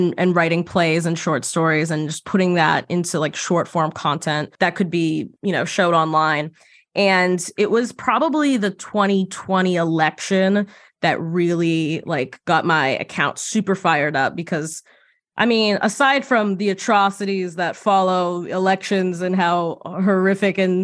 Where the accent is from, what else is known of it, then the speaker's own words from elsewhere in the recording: right outside of Boston, Massachusetts, United States; moved away as an adult; also born or lived in New York; I grew up right outside of Boston